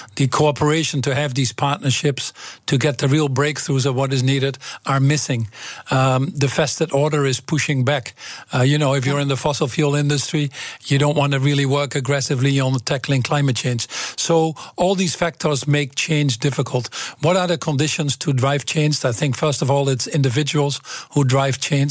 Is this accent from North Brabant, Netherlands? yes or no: no; Twente, Overijssel, Netherlands; English is a second language; moved away as an adult; I came from Twente